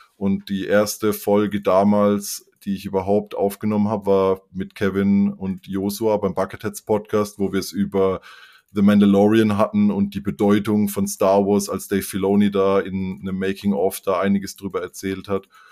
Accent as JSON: {"language": "German", "area": "near Karlsruhe", "region": "Baden-Württemberg", "country": "Germany", "tie": "born or raised there", "said": "ich komme eben aus der Nähe von Karlsruhe und da ist Fasching auch groß bei uns"}